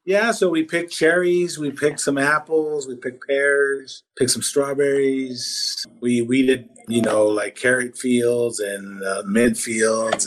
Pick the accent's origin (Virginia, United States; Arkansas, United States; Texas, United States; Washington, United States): Washington, United States; also born or lived in Tabasco, Mexico / Los Angeles, California; I was in Los Angeles till about ten, and then I've been in Washington ever since then. So yeah, I grew up in Washington.